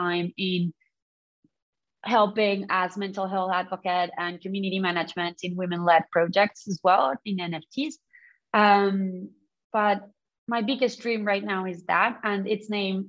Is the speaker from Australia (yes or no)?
no; Colombia; now in London, United Kingdom; I come from Colombia